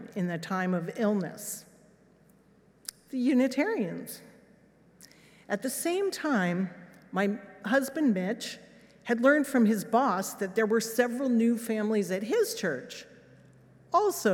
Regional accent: Los Alamos, New Mexico, United States; moved away; also born or lived in England; This was my hometown

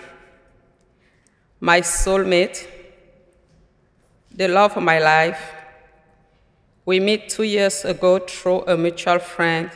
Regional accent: Cameroon; moved away as an adult; now in United States; I am originally from Cameroon in Central Africa, but now I belong to USA. Since March 15, 2015.

